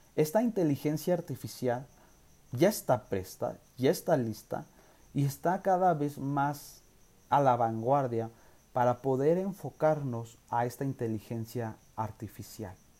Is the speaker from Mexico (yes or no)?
yes; Mexico; nosotros como nación mexicana